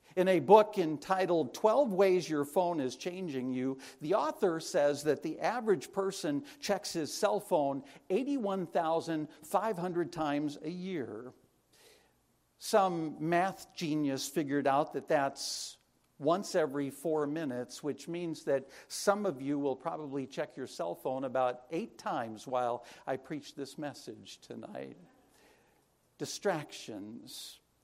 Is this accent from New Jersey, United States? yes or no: no; La Crosse, Wisconsin, United States; I was born and raised in Wisconsin